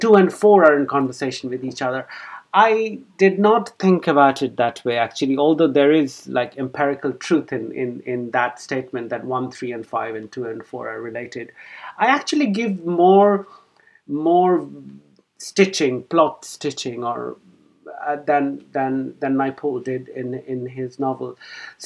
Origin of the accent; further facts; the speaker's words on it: Kolkata, West Bengal, India; moved away as an adult; also born or lived in Cambridge, United Kingdom; now in London, United Kingdom; I was born in Calcutta in India, and I went to school there